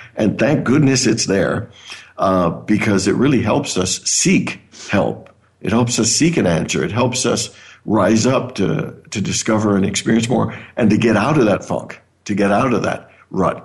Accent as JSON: {"language": "English", "area": "near Toronto", "region": "Ontario", "country": "Canada", "tie": "born or raised there", "also_born_or_lived": "Caribbean", "moved": "yes", "lives_now": "Phoenix, United States", "said": "I was born in the Caribbean. I actually grew up in Canada near Toronto."}